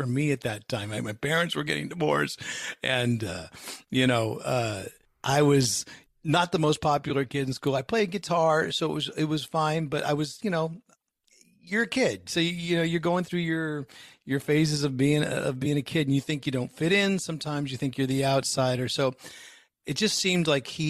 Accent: Bay Area, just outside of San Francisco, California, United States; I grew up in the Bay Area, just outside of San Francisco

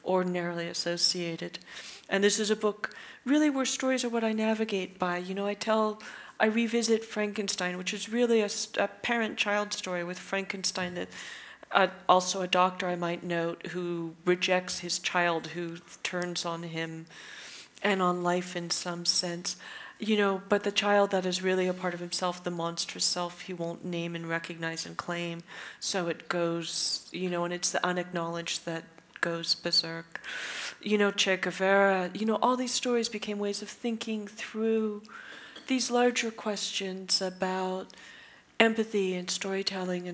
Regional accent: California, United States; I'm a Californian, and that sense of space does inform my work

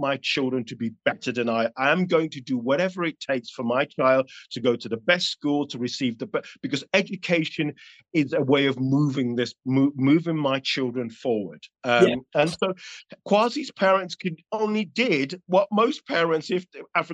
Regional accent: London, United Kingdom; I was raised in North London in the 80s.

